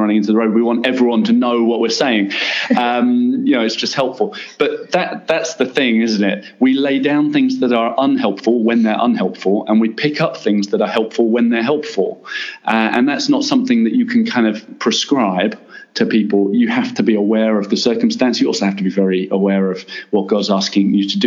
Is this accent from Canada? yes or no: no; England, United Kingdom; moved away as an adult; now in Middle East; As an Englishman